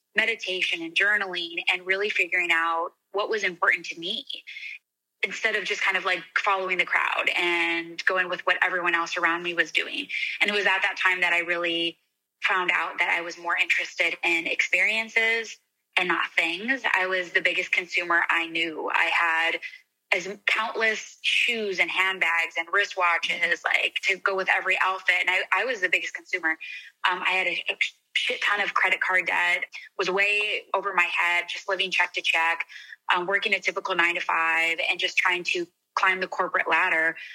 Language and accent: English; Arizona, United States; moved away; also born or lived in Scottsdale; I'm from Arizona